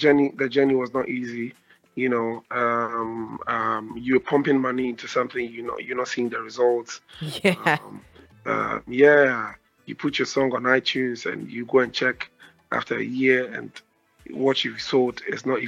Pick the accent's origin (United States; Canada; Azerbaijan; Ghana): Ghana; Ashanti; now in Accra, Ghana; I'm from the Ashanti region.